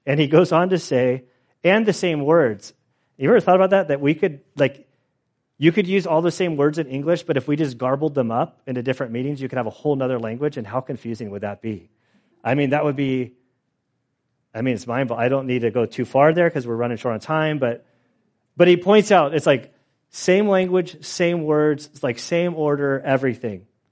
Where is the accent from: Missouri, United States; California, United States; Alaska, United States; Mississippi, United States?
California, United States; I'm from California.